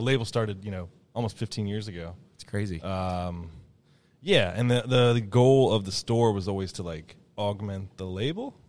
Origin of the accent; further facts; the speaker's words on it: Ohio, United States; moved away; also born or lived in Loveland; I'm from Ohio, and here I am in Oregon